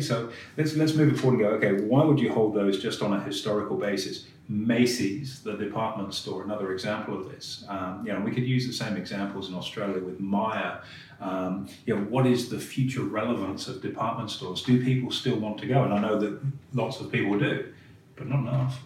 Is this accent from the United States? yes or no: no; England, United Kingdom; being English